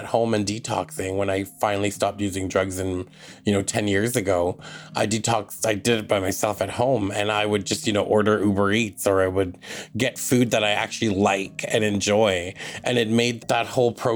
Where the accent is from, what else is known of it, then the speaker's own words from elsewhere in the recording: Tache Reserve, north central BC, British Columbia, Canada; from the Glasden Nation, which is colonially known as Tache Reserve, and it's in north central BC